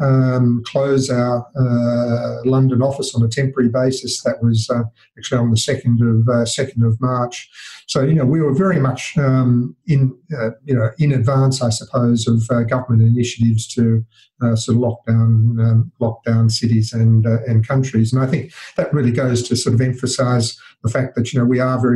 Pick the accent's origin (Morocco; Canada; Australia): Australia; accent: Australian; as you can probably guess from my accent, in Australia.